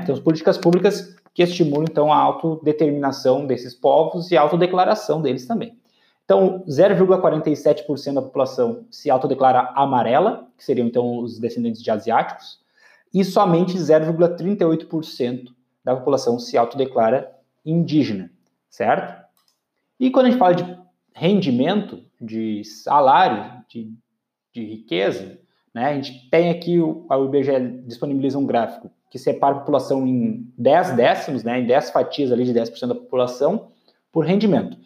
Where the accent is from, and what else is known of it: Brazil